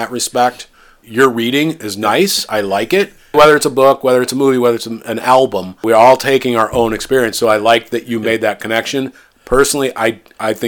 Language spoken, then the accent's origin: English; Midwest, United States; I grew up in the Midwest. I grew up around farms